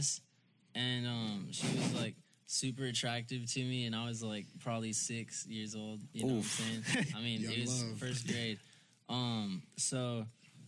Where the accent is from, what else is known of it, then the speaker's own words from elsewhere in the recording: Allen, Texas, United States; also born or lived in Plano, Texas / Dallas area; now in Frisco, United States; I live in Frisco. I was born in Plano. I grew up in Allen. I just say Dallas.